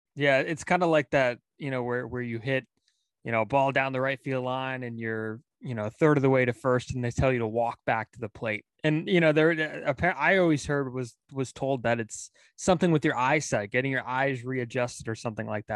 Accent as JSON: {"language": "English", "town": "Pacifica", "region": "California", "country": "United States", "tie": "born or raised there", "said": "Pacifica, my hometown"}